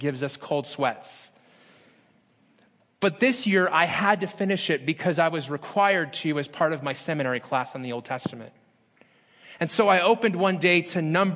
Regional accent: Las Vegas, Nevada, United States; moved away as an adult; also born or lived in Phoenix, Arizona; In my hometown of Las Vegas

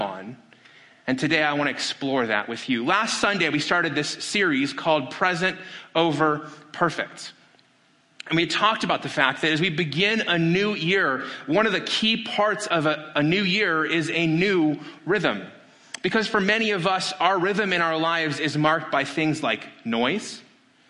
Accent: Las Vegas, Nevada, United States; my hometown of Las Vegas

